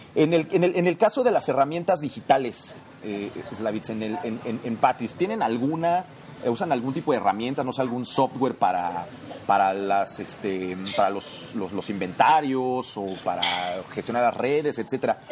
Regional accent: Mexico

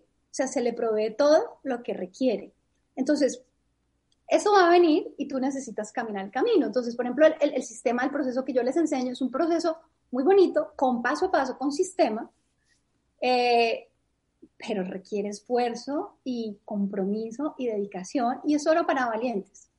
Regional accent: Bogotá, Colombia; moved away as an adult; Yo soy de Colombia, de Bogotá. Y cuando tenía 25 años, hace 20 años, decidí mudarme de país

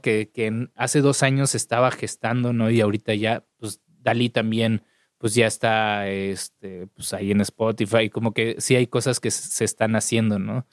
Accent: Mexico City, Mexico; soy chilango.

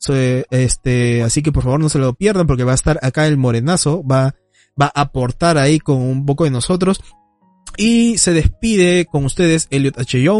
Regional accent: Peru; yo no soy mexicano, yo soy peruano.

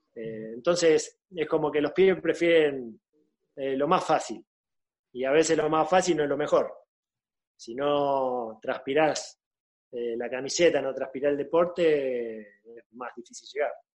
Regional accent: Argentina; moved away as an adult; also born or lived in Spain; yo me vine acá a darle una mano al club donde yo nací

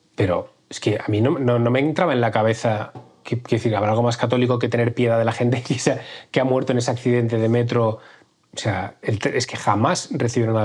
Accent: Valencian Community, Spain; caímos como sociedad valenciana

